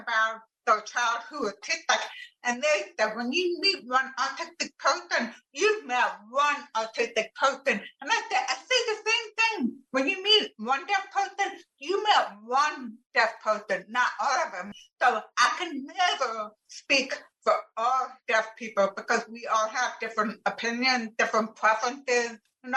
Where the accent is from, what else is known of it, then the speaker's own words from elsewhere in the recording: Plano, Texas, United States; I am from Plano, Texas.